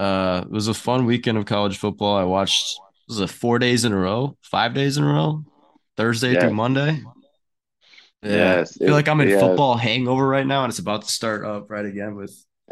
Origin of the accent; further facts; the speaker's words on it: Michigan, United States; I'm from Michigan.